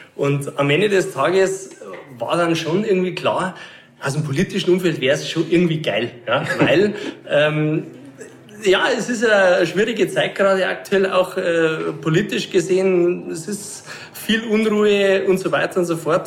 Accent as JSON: {"language": "German", "town": "Erding", "region": "Bavaria", "country": "Germany", "tie": "born or raised there", "said": "Wir sind heute in meiner Heimatstadt in Erding"}